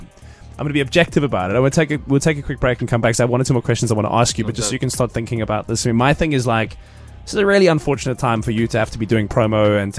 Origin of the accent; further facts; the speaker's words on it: Cape Town, Western Cape, South Africa; I went to like a Model C school in Cape Town